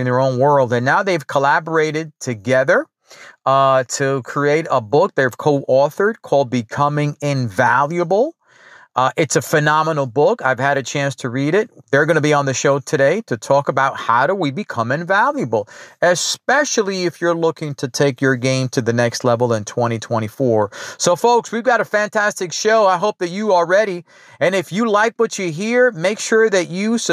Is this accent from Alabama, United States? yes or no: no; New York, United States; moved away as an adult; now in Dallas, United States; I'm still a New Yorker at heart, still a Giant fan.